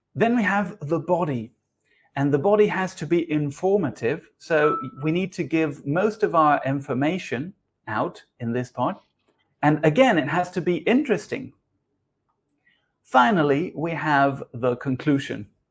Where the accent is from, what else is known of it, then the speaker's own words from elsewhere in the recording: Uruguay; now in Argentina; I am originally from Uruguay, but I live in Argentina.